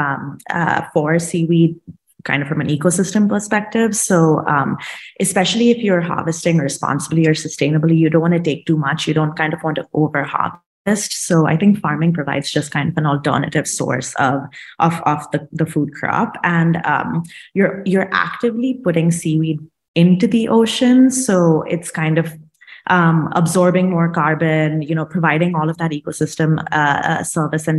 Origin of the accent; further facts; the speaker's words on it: India; moved away as an adult; now in United States; I'm originally from India. I moved to the States for college a long time ago